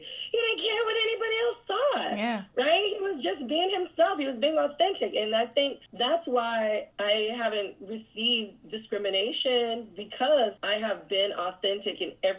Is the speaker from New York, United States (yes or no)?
no; Northern California, United States; moved away; I'm from California. I'm from Northern California.